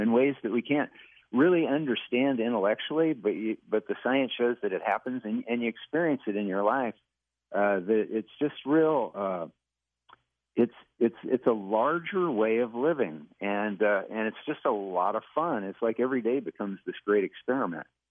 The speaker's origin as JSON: {"language": "English", "region": "Western Kansas", "country": "United States", "tie": "born or raised there", "also_born_or_lived": "Los Angeles", "moved": "as an adult", "said": "I grew up in Western Kansas in a small town, and then I moved to Los Angeles after we graduated from college"}